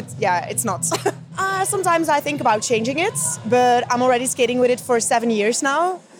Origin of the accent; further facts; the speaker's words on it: Belgium; English is a second language; moved away as an adult; now in London, United Kingdom; I'm not native English, uh, so I'm from Belgium.